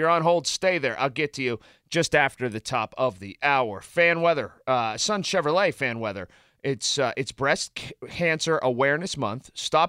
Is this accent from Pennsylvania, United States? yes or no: yes; Sharpsburg, Pennsylvania, United States; I am 46, so I am right about there with you. And I grew up in Sharpsburg